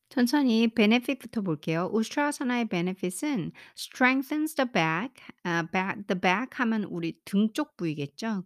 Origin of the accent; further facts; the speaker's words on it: South Korea; 저는 이제 한국 사람이잖아요.